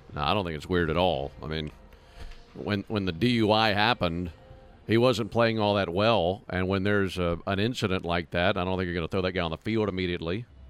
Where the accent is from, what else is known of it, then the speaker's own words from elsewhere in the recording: Madison, Mississippi, United States; moved away; my hometown, Madison, Mississippi